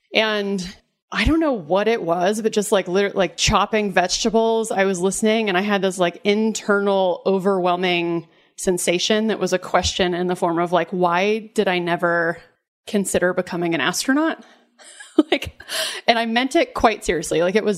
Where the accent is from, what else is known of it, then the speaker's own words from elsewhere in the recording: the South, United States; And I remember growing up in the South and hearing, you know, stories about Jesus